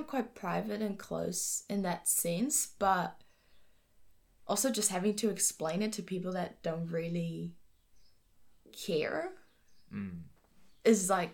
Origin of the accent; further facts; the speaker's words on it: Venezuela; now in New Zealand; I'm from Venezuela